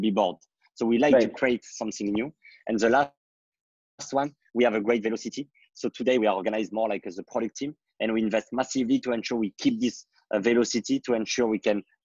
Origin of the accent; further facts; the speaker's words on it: France; I want to privatize and purchase my middle age school to solve the different education problem I had in my hometown